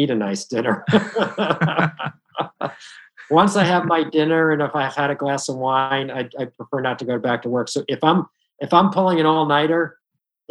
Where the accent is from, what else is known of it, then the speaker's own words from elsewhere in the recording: Woodbury, New York, United States; I grew up in Woodbury